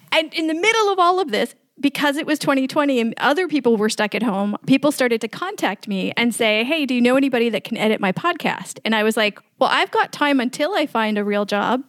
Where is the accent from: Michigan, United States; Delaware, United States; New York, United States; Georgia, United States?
New York, United States; New York City; moved away as an adult; now in Bucharest, Romania; I grew up in New York City